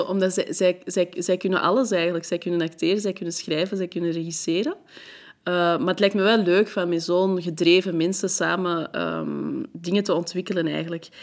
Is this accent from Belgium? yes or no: yes; Antwerp, Flanders, Belgium; first language French; Dutch is a second language; also born or lived in France; Maar Antwerpen is de plek waar ik het langst heb gewoond en waar ik echt ben opgegroeid, mijn jeugd heb doorgebracht